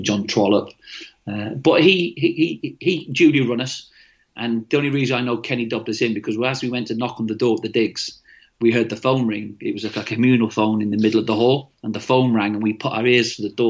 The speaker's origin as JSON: {"language": "English", "town": "Manchester", "region": "North West England", "country": "United Kingdom", "tie": "born or raised there", "also_born_or_lived": "Swindon", "accent": "Mancunian", "moved": "as an adult", "said": "because I'm Mancunian"}